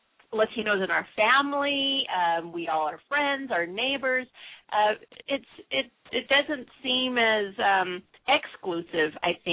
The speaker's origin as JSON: {"language": "English", "region": "California", "country": "United States", "tie": "born or raised there", "said": "when I was growing up in California"}